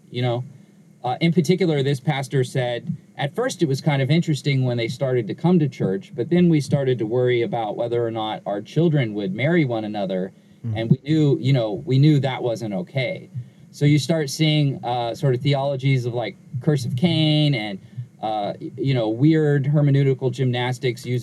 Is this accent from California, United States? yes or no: yes; Inglewood, California, United States; I was born in Southern California. I was raised in uh, Inglewood, California, where I currently live